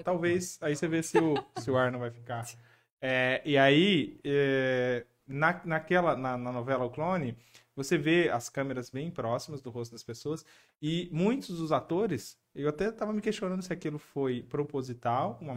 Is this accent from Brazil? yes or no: yes; São Paulo, Brazil; eu nasci em São Paulo, né? Meus pais moravam, a gente morava lá.